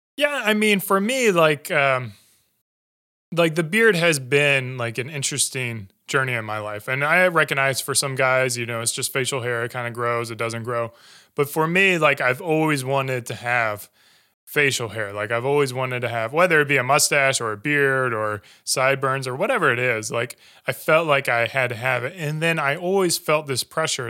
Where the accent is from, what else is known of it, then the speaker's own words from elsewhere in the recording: Greer, South Carolina, United States; moved away; grew up in Greenville, so uh, I grew up in Greer. Uh, went to high school there